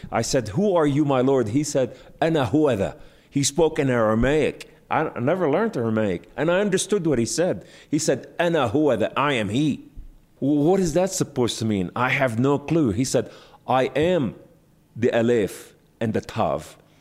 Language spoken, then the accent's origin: English; Beirut, Beirut Governorate, Lebanon; I was born in Beirut, Lebanon, to Muslim Sunni family